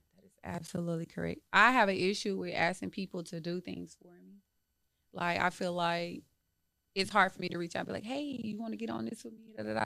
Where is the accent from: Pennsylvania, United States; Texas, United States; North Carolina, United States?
Texas, United States; Dallas; moved away as an adult; I'm from Dallas